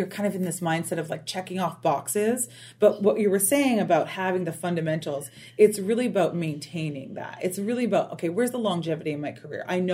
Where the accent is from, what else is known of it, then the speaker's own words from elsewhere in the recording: Canada; moved away; also born or lived in Toronto; I moved to Toronto. I'm from Canada originally.